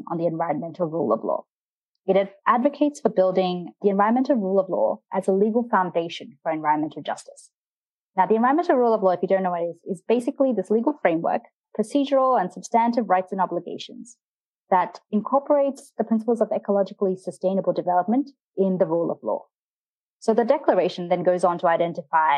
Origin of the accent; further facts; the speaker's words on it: Australia; moved away; my home country, Australia